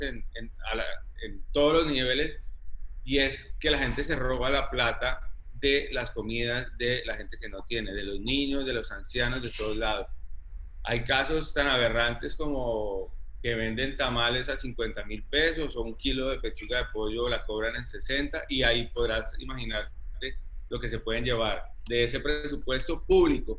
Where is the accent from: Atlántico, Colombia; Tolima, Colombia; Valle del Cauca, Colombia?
Tolima, Colombia; Ibagué; moved away as an adult; also born or lived in Spain; now in Cartagena, Colombia; yo nací en Ibagué, eh, luego me fui, viví toda mi infancia, digamos, en Ibagué